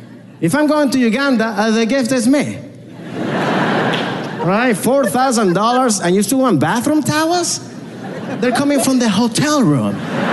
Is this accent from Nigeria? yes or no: no; Venezuela; I was like, what? I'm from Venezuela.